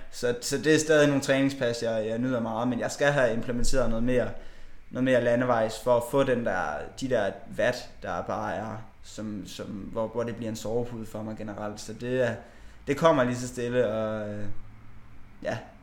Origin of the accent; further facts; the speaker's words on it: Bjerringbro, Central Denmark Region, Denmark; now in Aarhus, Denmark; vi har også et kanofirma hjemme i Bjerringbro